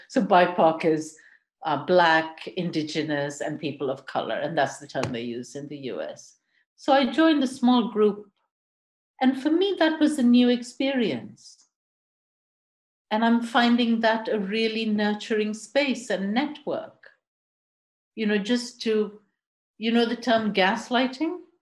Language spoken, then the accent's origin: English; India; moved away as an adult; also born or lived in Vancouver, Canada / Quebec, Canada; now in United Kingdom; I'm I'm Indian. I grew up in India, lived all across that country, um, settled in the UK